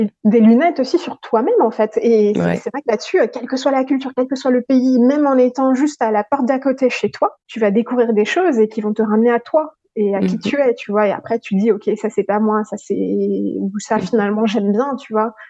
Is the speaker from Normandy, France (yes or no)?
no; Paris, Île-de-France, France; moved away; also born or lived in Madagascar / Hong Kong; je viens de Paris